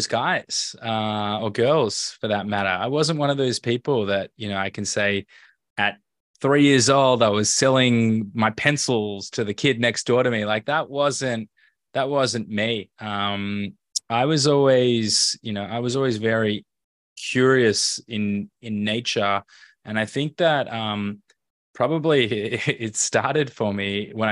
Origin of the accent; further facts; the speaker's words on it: Melbourne, Victoria, Australia; moved away as an adult; also born or lived in Tel Aviv, Israel / Los Angeles, United States; I grew up in Melbourne